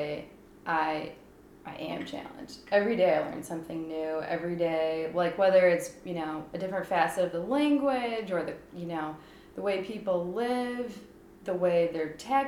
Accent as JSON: {"language": "English", "country": "United States", "moved": "as an adult", "lives_now": "Sweden", "said": "being an American"}